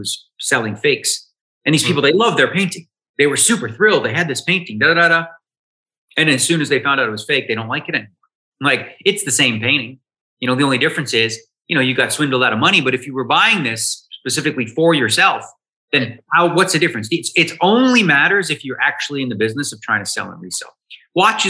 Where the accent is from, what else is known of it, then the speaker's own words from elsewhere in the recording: Toronto, Ontario, Canada; I came from Toronto